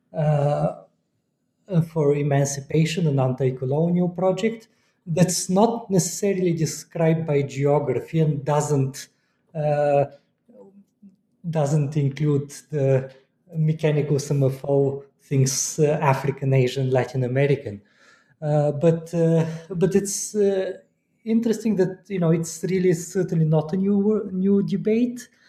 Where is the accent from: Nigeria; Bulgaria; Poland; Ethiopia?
Bulgaria; moved away as an adult; also born or lived in United States / Moscow; I come from Bulgaria